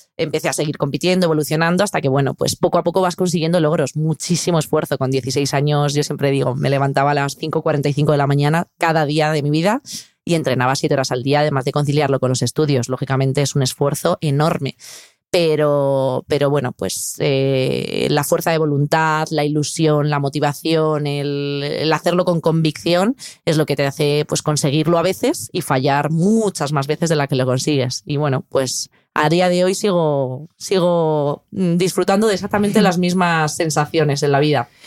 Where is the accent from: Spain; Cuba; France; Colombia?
Spain